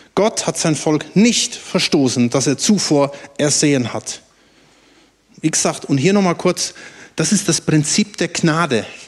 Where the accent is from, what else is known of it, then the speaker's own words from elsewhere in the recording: Germany; dass ich Deutscher bin